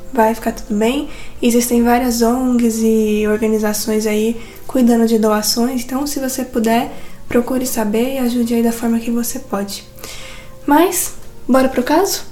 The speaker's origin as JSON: {"language": "Portuguese", "region": "São Paulo", "country": "Brazil", "accent": "caipira", "said": "O nosso ataque é caipira"}